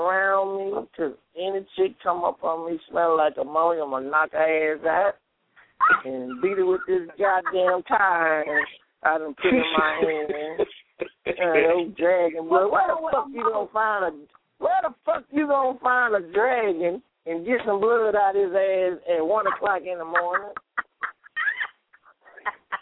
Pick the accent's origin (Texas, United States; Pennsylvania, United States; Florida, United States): Texas, United States; Houston; I'm from the goddamn dirty south. I'm from Houston, Texas.